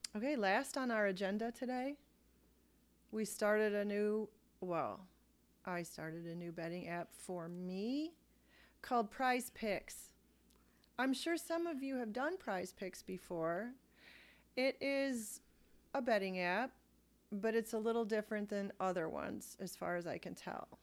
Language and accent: English; Ohio, United States